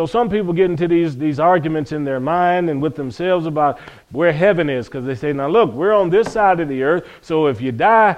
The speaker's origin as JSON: {"language": "English", "town": "Cleveland", "region": "Ohio", "country": "United States", "tie": "born or raised there", "said": "growing up in Cleveland, Ohio"}